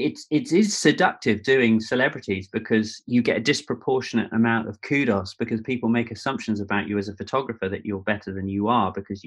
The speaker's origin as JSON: {"language": "English", "area": "Devon", "region": "South West England", "country": "United Kingdom", "tie": "born or raised there", "also_born_or_lived": "New York / London", "said": "I grew up, although I was born in New York, and then my dad was an art director in advertising, and then moved to London, and then brother and sister were born. And then my dad probably had a midlife crisis and moved down to Devon in the Southwest."}